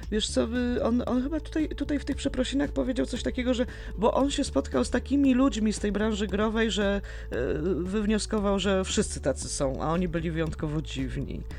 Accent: Poland; Jesteśmy, jesteśmy w Polsce i wychowaliśmy się na Janku, na Janku muzykancie

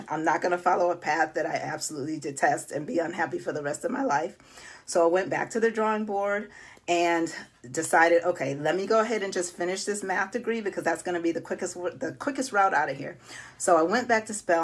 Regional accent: Buffalo, New York, United States; moved away; I am originally from Buffalo, New York. Yes, snowy Buffalo

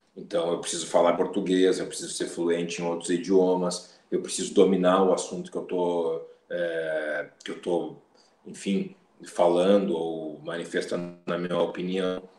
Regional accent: Porto Alegre, Rio Grande do Sul, Brazil; eu nasci em Porto Alegre, morei basicamente toda a minha vida aqui, depois morei um tempo fora, fui, fui estudar fora, voltei

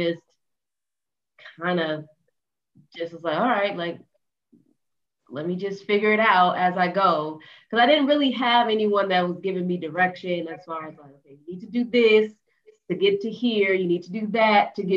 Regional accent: Denver, Colorado, United States; I grew up in Denver, Colorado

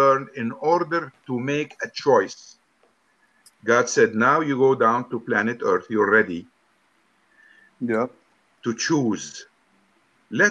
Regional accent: Lebanon; I'm from Lebanon.

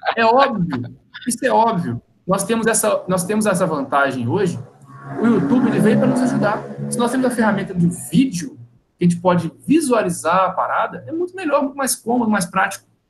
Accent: Minas Gerais, Brazil; now in Rio de Janeiro, Brazil; eu não sou nascido no Rio. Eu sou mineiro, vir para cá

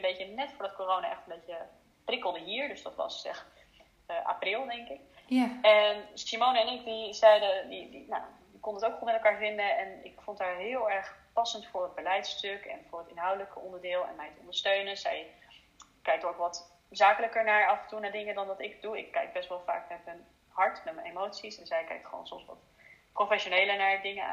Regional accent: Netherlands; also born or lived in China; Ik zie mezelf voornamelijk als Nederlander

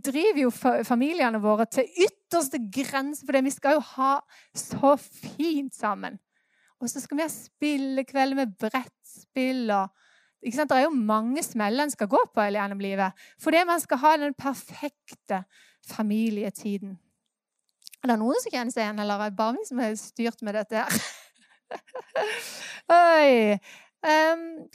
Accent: Norway; Vi er jo nordmenn

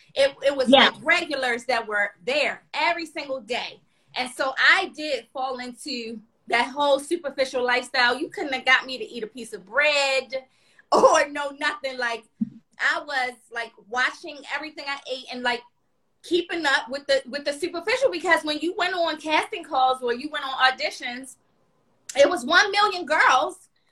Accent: Baltimore, Maryland, United States; moved away; we are from Maryland, from Baltimore.

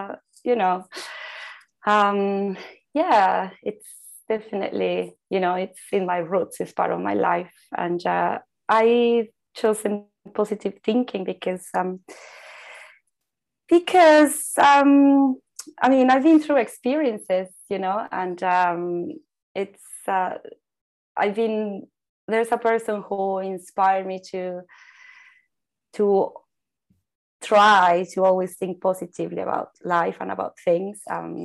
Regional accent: Mexico; moved away; I was born in Mexico. I grew up in a Mexican culture that sees colors everywhere

